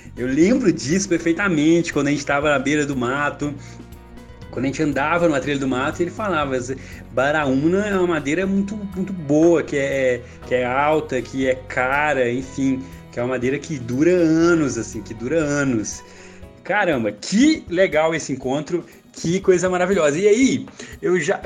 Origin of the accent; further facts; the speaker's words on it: São Domingos das Dores, Minas Gerais, Brazil; moved away; eu sou do interior de Minas Gerais, é, morei na cidade de São Domingos das Dores